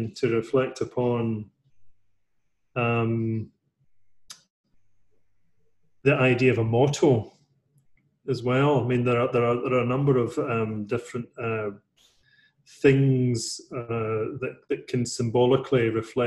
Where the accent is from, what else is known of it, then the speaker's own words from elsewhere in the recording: United Kingdom; also born or lived in London; as a British person